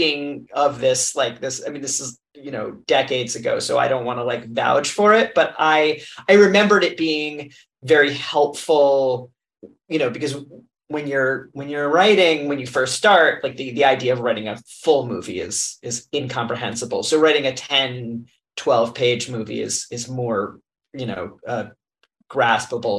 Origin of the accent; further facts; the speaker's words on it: New Jersey, United States; I'm from New Jersey. And so when I would go into New York City as a teenager